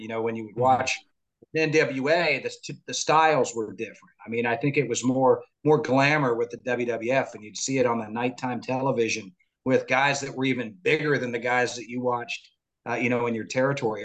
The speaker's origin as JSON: {"language": "English", "region": "Florida", "country": "United States", "tie": "born or raised there", "said": "I grew up here in Florida. I live in Central Florida"}